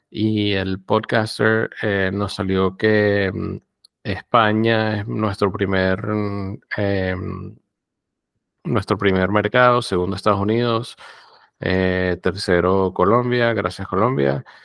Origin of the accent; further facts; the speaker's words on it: Cuba; Mm, eh, como cubana, es un poco